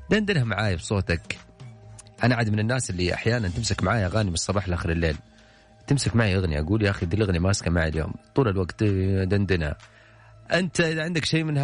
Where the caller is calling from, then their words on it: Al-Ahsa, Eastern Province, Saudi Arabia; من الاحساء